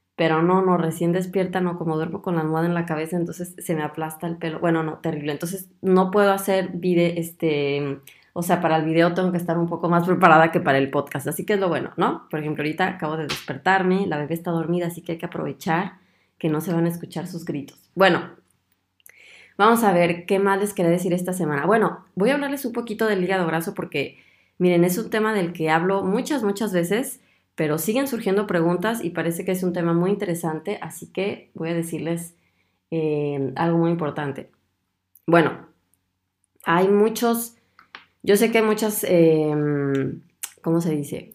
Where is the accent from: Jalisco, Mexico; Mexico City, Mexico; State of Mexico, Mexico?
Jalisco, Mexico; Guadalajara; Guadalajara, de donde yo soy